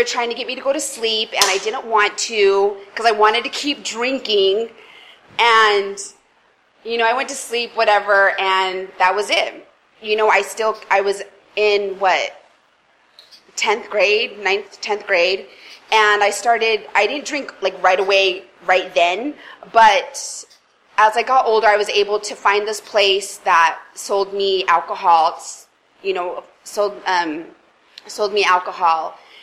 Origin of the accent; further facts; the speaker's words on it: Salt Lake City, Utah, United States; I grew up in Salt Lake City, Utah. I'm originally from Utah